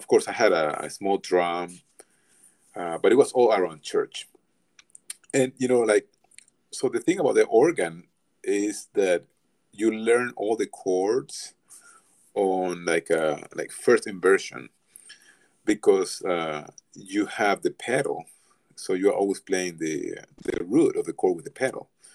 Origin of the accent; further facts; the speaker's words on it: Venezuela; now in Atlanta, United States; I grew up in Venezuela.